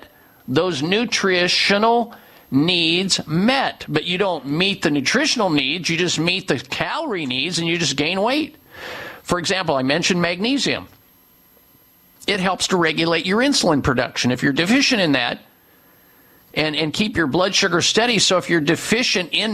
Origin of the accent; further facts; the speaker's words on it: Midwest, United States; growing up in the Midwest